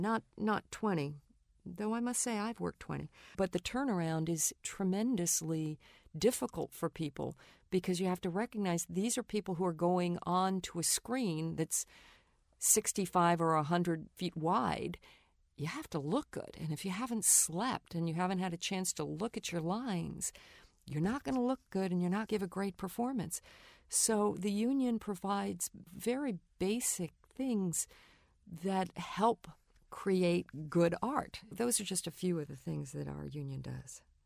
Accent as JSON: {"language": "English", "region": "New York", "country": "United States", "tie": "born or raised there", "said": "I grew up in New York"}